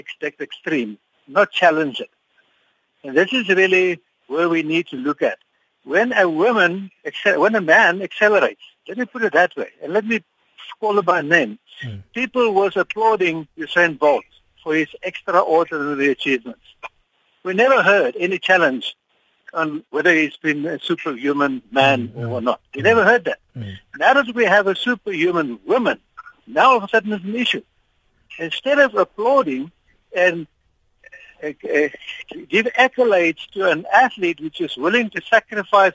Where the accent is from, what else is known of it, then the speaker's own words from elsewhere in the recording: South Africa; as a South African